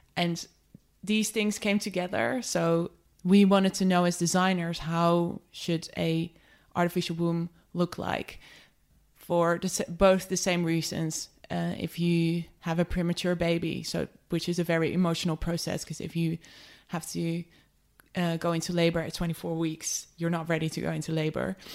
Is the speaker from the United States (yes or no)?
no; just outside of Amsterdam, North Holland, Netherlands; moved away as an adult; also born or lived in London; I grew up just outside of Amsterdam